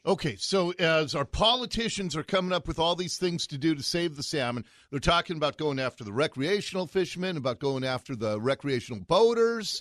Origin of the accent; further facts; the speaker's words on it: Seattle, Washington, United States; I grew up in Ballard, right above Schulshall.